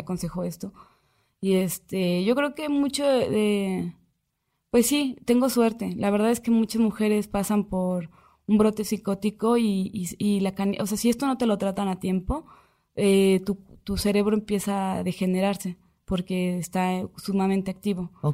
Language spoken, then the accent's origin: Spanish; Aguascalientes, Mexico; moved away; yo soy de Aguascalientes